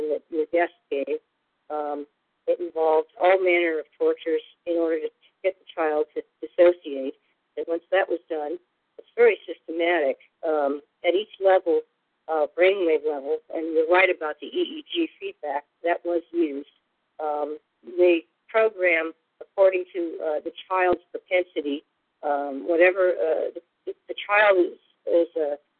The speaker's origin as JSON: {"language": "English", "town": "San Francisco", "region": "California", "country": "United States", "tie": "born or raised there", "moved": "yes", "lives_now": "San Diego, United States", "said": "I was born in San Francisco in the early 60s"}